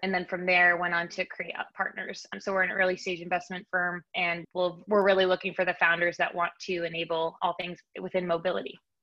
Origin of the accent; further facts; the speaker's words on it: Bay Area, California, United States; moved away as an adult; also born or lived in Nashville, Tennessee / New York; i am a bay area native